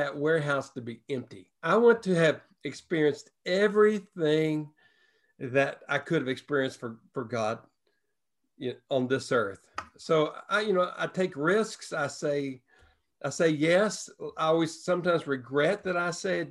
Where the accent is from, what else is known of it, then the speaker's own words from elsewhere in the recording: the Bible Belt, United States; moved away as an adult; also born or lived in Washington State / San Francisco area; we grew up in the Bible Belt, lived in the Bible Belt, but we left the Bible Belt and moved to the West Coast